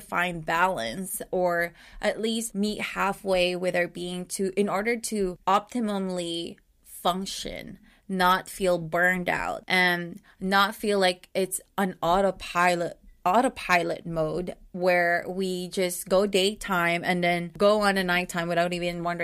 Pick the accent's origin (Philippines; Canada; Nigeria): Philippines; as a Filipino woman